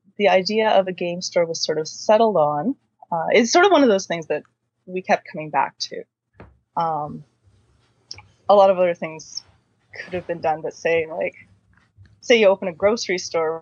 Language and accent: English; Quinte area of Ontario, Canada; now in Waterloo, Canada; I am originally from the Quinte area of Ontario, so that's sort of between Belleville and Kingston. I grew up out in the country